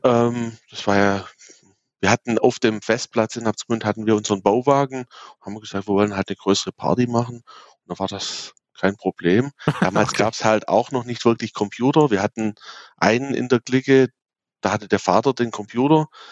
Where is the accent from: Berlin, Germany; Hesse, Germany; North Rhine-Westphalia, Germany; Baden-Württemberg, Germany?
Baden-Württemberg, Germany; Abtsgmünd; Ich komme aus dem schönen Abtsgmünd. Das ist in der Nähe von Aalen zwischen Stuttgart und München.